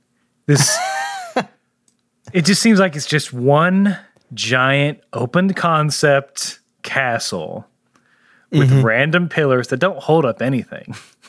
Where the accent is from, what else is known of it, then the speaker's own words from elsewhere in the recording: Texas, United States; Look, we're from Texas. We're just going to call it a bunch of islands.